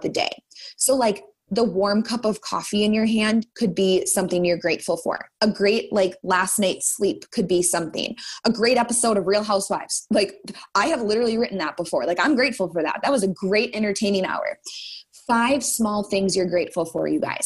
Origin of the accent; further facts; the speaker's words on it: Minnesota, United States; I'm a Minnesotan